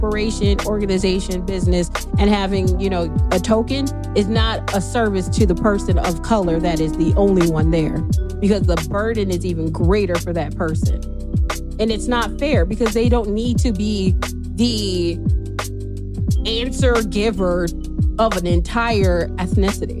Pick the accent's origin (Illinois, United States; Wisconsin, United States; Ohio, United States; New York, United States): Illinois, United States; Chicago; moved away; we're not Canadian. We're just Chicagoans.